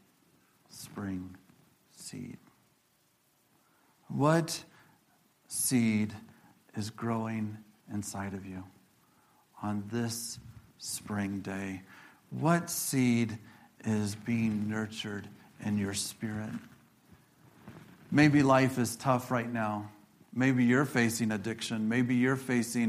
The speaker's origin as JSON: {"language": "English", "region": "Illinois", "country": "United States", "tie": "born or raised there", "also_born_or_lived": "Iowa", "moved": "yes", "said": "And I think about the Midwest, where I'm from. I grew up in Illinois."}